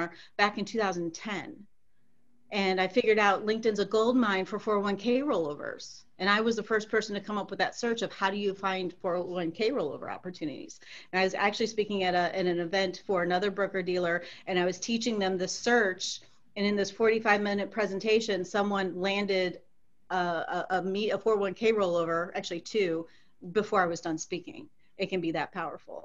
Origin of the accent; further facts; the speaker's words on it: Cleveland, Ohio, United States; now in Cincinnati, United States; I'm from the Cleveland area as well